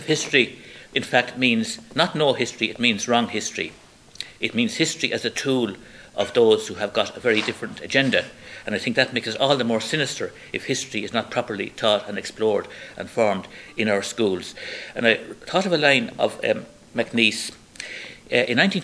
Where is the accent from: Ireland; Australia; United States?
Ireland; Kilkenny, Leinster; When I was growing up in Kilkenny